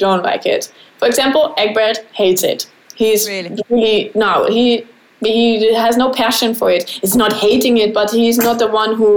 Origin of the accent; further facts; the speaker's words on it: Bavaria, Germany; English is a second language; moved away as an adult; also born or lived in Switzerland; now in Netherlands; I'm from Bavaria